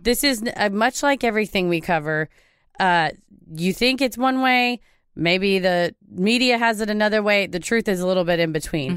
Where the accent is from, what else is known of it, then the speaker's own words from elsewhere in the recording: Texas, United States; I'm from Texas. I say Loveland.